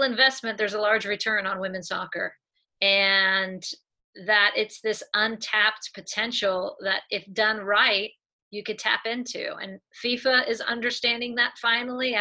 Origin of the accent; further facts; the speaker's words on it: Southern California, United States; I grew up here in Southern California. I've lived here most of my life